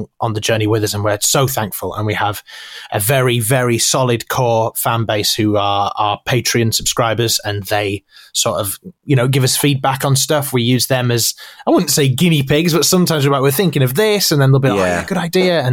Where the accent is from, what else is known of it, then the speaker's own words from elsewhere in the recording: Yorkshire and the Humber, United Kingdom; I'm from Yorkshire.